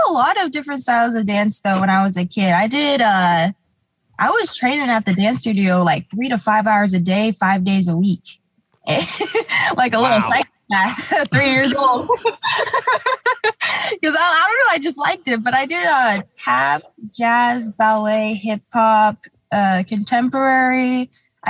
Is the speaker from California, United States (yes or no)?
yes; Huntington Beach, California, United States; also born or lived in Garden Grove / Anaheim; I kind of moved around as a kid. I grew up in like Huntington Beach, but then unfortunately, like my family, we lost our house and stuff a lot when I was a kid